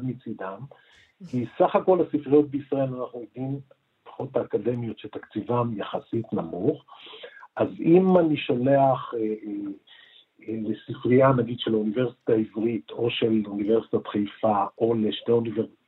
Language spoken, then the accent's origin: Hebrew; Israel